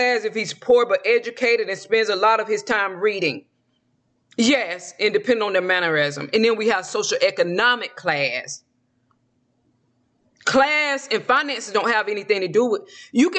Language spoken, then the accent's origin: English; the South, United States; accent: southern; Okay, I do not need to be pronouncing these words with my southern accent.